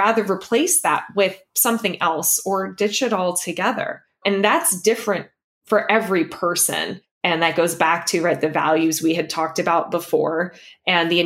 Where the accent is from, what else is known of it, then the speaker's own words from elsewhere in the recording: Los Angeles, California, United States; moved away as an adult; now in San Francisco, United States; we left our entire built-in community behind of friends, of family, of everyone that I knew I had grown up with that was still in Los Angeles